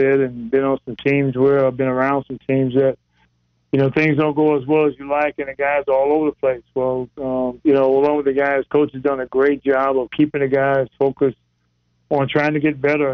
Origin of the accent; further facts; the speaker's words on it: South Carolina, United States; now in Charlotte, United States; I'm from South Carolina originally